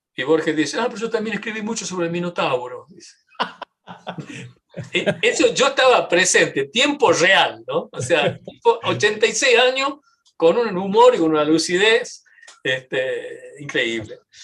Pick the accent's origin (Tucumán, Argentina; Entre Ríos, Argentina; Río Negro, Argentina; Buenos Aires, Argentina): Tucumán, Argentina; now in United States; yo sí tucumano, argentino y tengo eh, una identificación cultural muy fuerte con, mi, con, mi, país